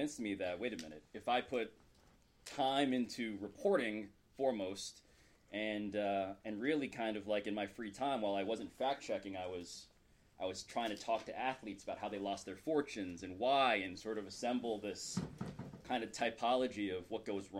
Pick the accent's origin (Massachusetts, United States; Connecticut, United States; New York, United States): New York, United States; New York City; I'm a first-generation American, born and raised in New York City.